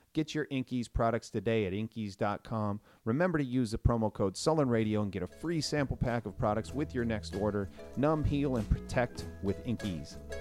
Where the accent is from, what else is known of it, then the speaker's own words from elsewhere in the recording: Minnesota, United States; moved away; I grew up in Minnesota in the Midwest